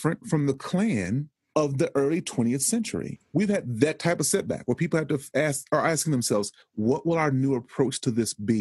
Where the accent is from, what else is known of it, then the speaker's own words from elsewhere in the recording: Texas, United States; I am from Texas, and Texas is a planet to itself